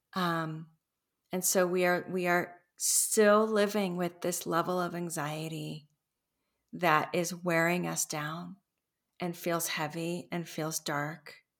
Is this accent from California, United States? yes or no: yes; Los Angeles, California, United States; moved away; I grew up in Los Angeles